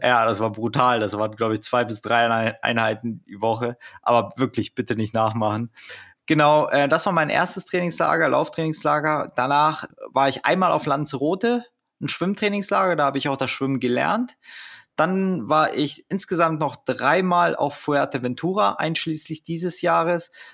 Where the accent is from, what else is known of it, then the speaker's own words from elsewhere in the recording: Germany; als Deutscher